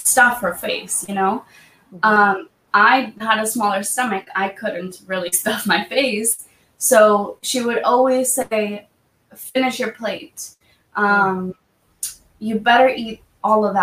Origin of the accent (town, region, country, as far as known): Half Moon Bay, California, United States; born or raised there; also born or lived in Mexico